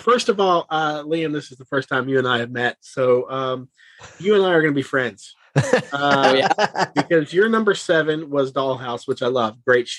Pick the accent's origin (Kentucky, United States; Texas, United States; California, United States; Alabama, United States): Kentucky, United States; where I grew up in Kentucky, we really didn't get, you know, anything.